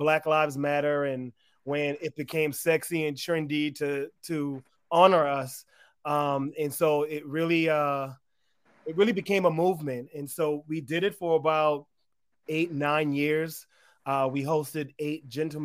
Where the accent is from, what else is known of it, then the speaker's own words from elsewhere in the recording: Charleston, South Carolina, United States; accent: Gullah Geechee; now in Atlanta, United States; that's where I grew up as a mixed race Black man with a white mom. In yeah, Charleston, South Carolina